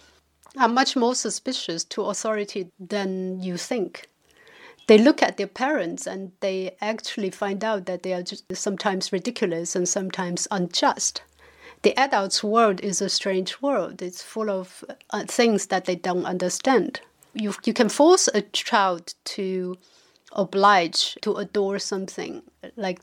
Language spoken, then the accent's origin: English; China; growing up in China, I still feel the remnant of Mao's time. When I grew up in the 1980s